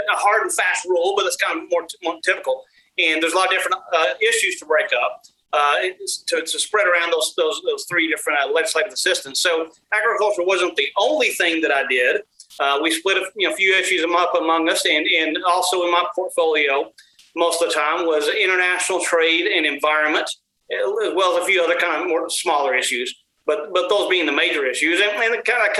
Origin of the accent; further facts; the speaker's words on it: West Texas, United States; moved away as an adult; now in Washington, D.C., United States; what I've learned from growing up in Texas with my experiences there